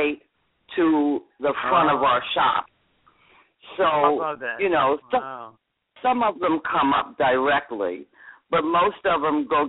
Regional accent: Norwalk, Connecticut, United States; moved away as an adult; also born or lived in San Francisco, California; now in St. Thomas, U.S. Virgin Islands; I'm originally from Norwalk. I'm originally from Norwalk, Connecticut

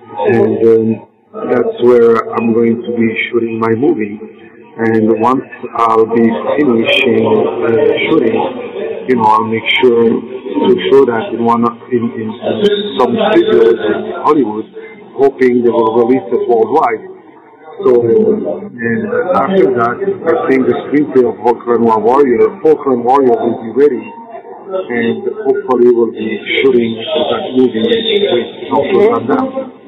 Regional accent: Belgium; English is a second language; moved away as an adult; now in Los Angeles, United States; we grew up together in Belgium, and we went in 1982 in Los Angeles.

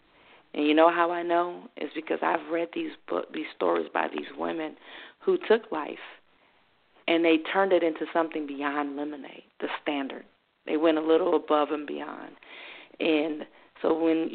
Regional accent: New Orleans, Louisiana, United States; moved away; I was raised in New Orleans where there was somewhat segregation even in 1992

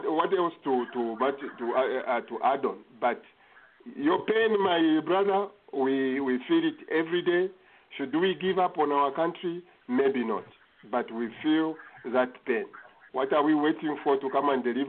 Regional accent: North-Western Province, Zambia; I come from Northwestern Province, a very rich

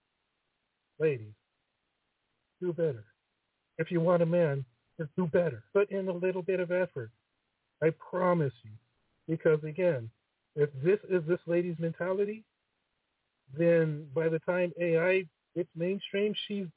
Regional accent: United States; I'm American

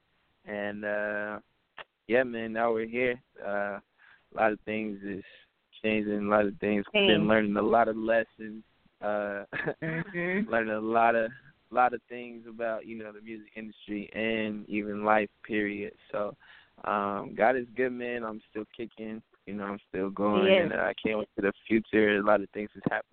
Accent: Bristol, Virginia, United States; I'm from Bristol, Virginia.

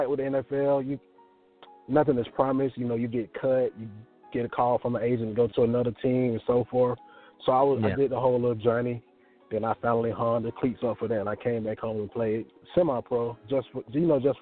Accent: Atlanta, Georgia, United States; I'm from Atlanta, Georgia. You know, I'm a down south Georgia boy

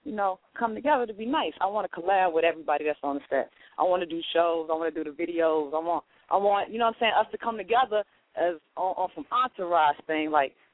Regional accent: North Carolina, United States; now in Chicago, United States; I'm originally from North Carolina. Raised half my life there

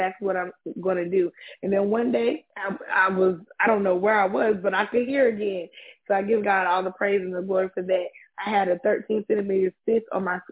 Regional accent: Pinehurst, North Carolina, United States; I'm from Pinehurst, North Carolina

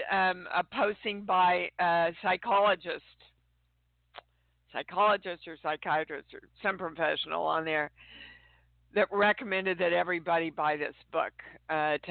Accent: Midwest, United States; also born or lived in Kansas City, Kansas / St. Joseph, Missouri; I am coming to you from almost my hometown. I'm in Kansas City, Kansas, but right now I'm in St. Joe doing a convention

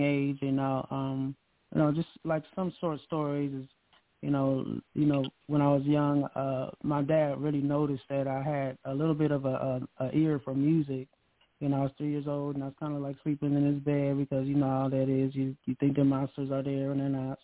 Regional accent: Akron, Ohio, United States; I'm from Akron, Ohio. Akron, Ohio. Yeah, born and raised.

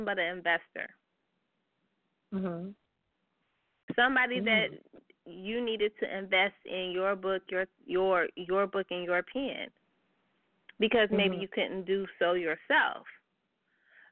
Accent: Bay Area, California, United States; I'm from the Bay Area

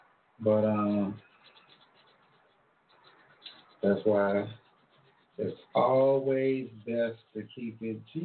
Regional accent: Long Island, New York, United States; also born or lived in Alabama / Amityville, New York; I grew up with a lot of different ethnicities growing up in Long Island, New York. I remember when I first came back to New York from Alabama, and I had an accent, so everybody called me ….

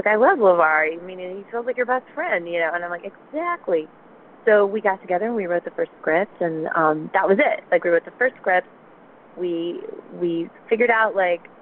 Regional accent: the South, United States; We're both from the South

